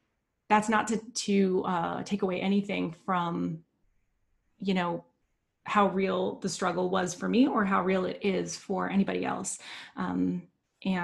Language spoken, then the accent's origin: English; United States; growing up in the United States